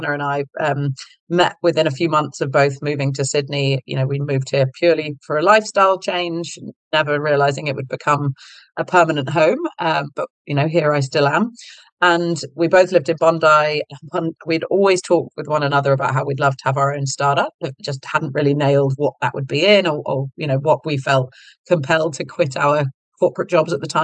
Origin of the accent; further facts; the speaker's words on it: United Kingdom; accent: British; moved away; you can probably tell from my accent, I'm British, so grew up in the UK